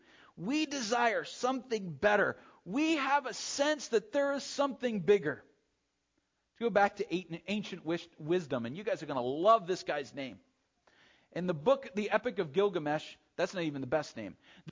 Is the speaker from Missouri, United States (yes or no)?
no; New Hampshire, United States; No, I'm from New Hampshire. Strange people there.